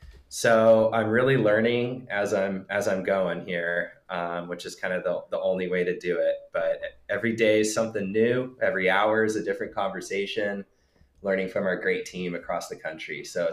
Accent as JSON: {"language": "English", "town": "Solana Beach", "region": "California", "country": "United States", "tie": "born or raised there", "said": "I grew up by the beach in Solana Beach in North San Diego County."}